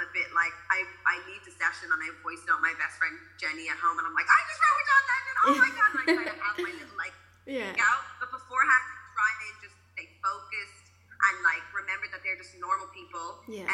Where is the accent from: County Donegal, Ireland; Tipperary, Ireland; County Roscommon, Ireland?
County Donegal, Ireland; I grew up in Donegal